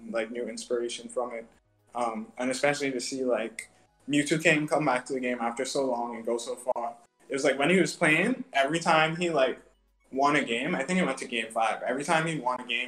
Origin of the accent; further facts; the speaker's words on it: Bahamas; as Bahamians